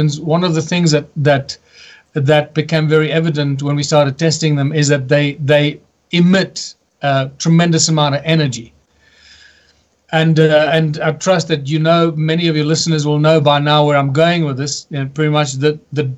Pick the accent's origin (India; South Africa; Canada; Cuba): South Africa; my home country, which is South Africa